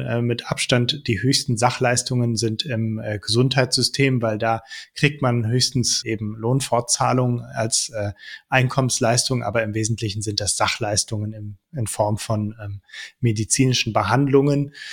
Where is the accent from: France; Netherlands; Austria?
Netherlands; now in Germany; ich bin auch in den Niederlanden aufgewachsen